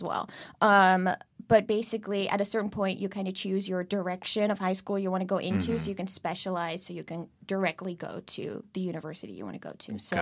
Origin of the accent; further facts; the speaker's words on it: Netherlands; moved away as an adult; also born or lived in Curaçao (mother's origin); now in New York City, United States; I was born in Holland, moved to America 8 years ago.